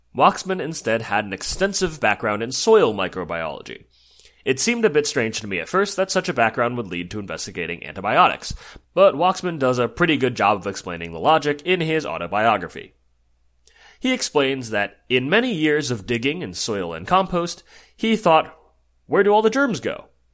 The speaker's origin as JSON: {"language": "English", "region": "New Jersey", "country": "United States", "said": "my home state of New Jersey"}